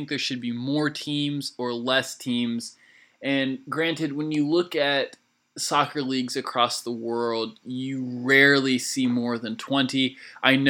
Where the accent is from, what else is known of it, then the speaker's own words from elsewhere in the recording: Atlanta, Georgia, United States; my hometown team that has yet to take the field, they will next spring, Atlanta United